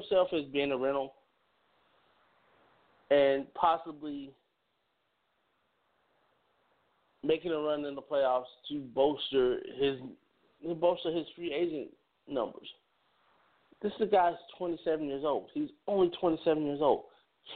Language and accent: English; Chicago, Illinois, United States; I'm a Chicagoan to the heart